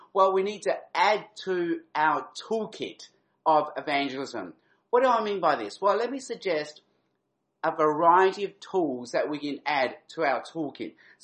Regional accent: Adelaide, South Australia, Australia; moved away; I'm actually an Adelaide boy at heart. I grew up in Adelaide. I went to primary school in Adelaide.

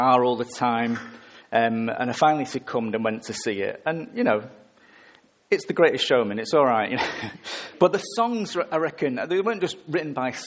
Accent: England, United Kingdom; I'm English.

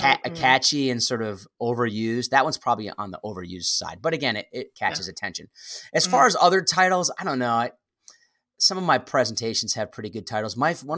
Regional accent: East Lyme, Connecticut, United States; I grew up in Connecticut, southeastern Connecticut, a place called East Lyme, Connecticut, home of Lyme disease.

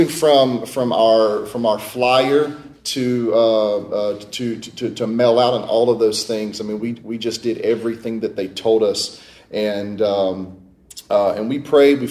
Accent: United States; moved away as an adult; now in Paducah, United States; we're originally from the Mississippi-Alabama Gulf Coast

